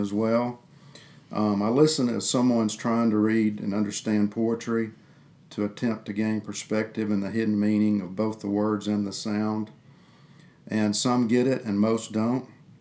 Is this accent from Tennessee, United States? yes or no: no; Greenville, Alabama, United States; I'm from Greenville, Alabama, and I live there with my beautiful and lively wife, Bess